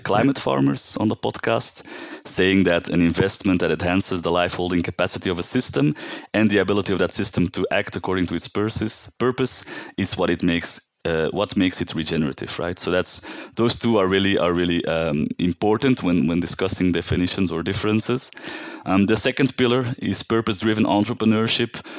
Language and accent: English; Belgium; now in Uganda; I'm from Belgium. Uh, I live in Uganda now